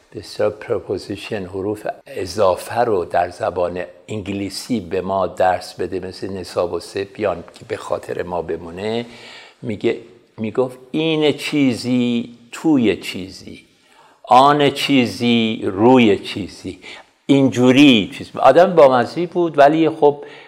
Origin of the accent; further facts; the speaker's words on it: Abadan, Khuzestan, Iran; من در اون شهر متولد شدم در شهر آبادان به دبستان کمال الملک رفتم